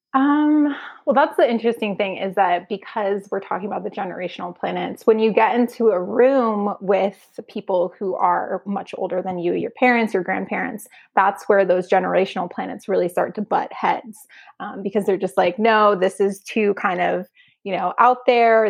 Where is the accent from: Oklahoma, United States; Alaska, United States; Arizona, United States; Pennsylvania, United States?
Arizona, United States; now in California, United States; where I grew up, it was, it's in this really small town in Arizona